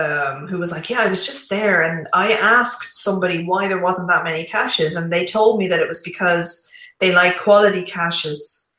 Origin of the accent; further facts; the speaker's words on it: Ireland; it's in my hometown.